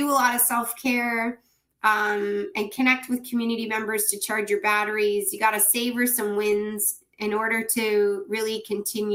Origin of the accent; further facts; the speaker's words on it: Ontario, Canada; as a Canadian, as a somebody in Ontario